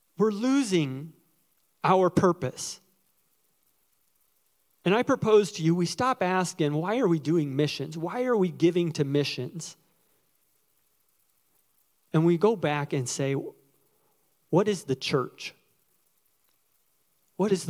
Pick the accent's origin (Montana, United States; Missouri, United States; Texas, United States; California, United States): Missouri, United States; Springfield; I was born in Springfield, Missouri, the national headquarters of the Assemblies of God